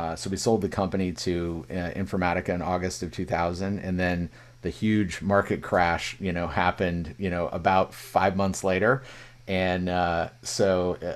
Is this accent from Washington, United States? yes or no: no; Illinois, United States; moved away as an adult; also born or lived in California; I was from Illinois